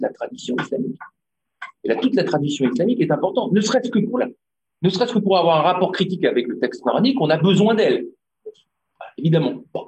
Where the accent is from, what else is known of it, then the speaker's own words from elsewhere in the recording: Tunisia; je suis tunisien aussi